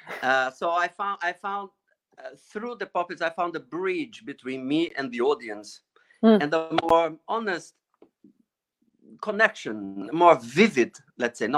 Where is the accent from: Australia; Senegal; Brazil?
Brazil; now in Netherlands; I was born in Brazil